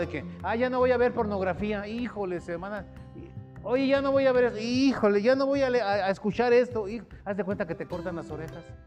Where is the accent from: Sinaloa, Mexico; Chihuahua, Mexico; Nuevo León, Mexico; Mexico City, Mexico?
Mexico City, Mexico; moved away; en mi rancho, cuando yo vivía allá en el DF